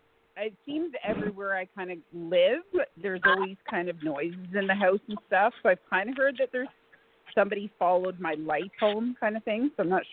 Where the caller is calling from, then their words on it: Canada; I'm calling from Canada.